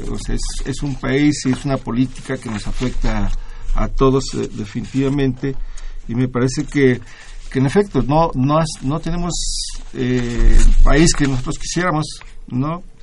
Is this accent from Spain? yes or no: no; Mexico; de nosotros como mexicanos, aquí vivimos y aquí la sufrimos